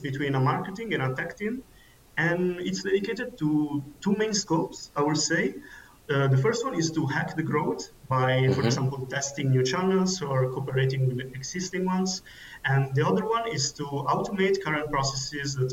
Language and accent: English; Milan, Lombardy, Italy; now in Munich, Germany; I come originally from Milan, Italy, and I'm currently living in Munich, Germany.